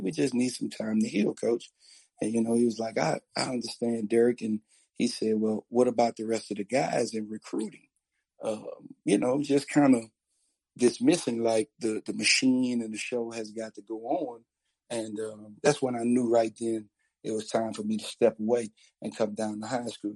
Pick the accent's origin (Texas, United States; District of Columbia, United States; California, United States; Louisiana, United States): Louisiana, United States; New Orleans; I'm I'm from New Orleans, uh, and in New Orleans, uh, we we kind of have a subculture